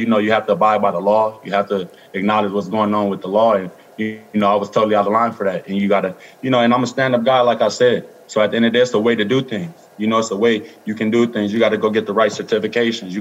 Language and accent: English; Los Angeles, California, United States; I'm from Los Angeles, California. I grew up in South Central